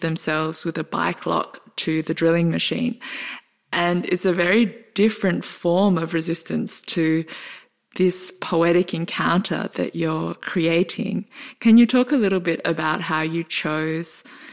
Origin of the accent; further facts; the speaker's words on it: Australia; We're both Australian